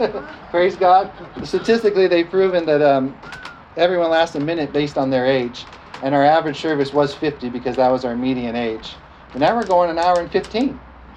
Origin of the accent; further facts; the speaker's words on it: United States; I'm an American. Amen. I was born here.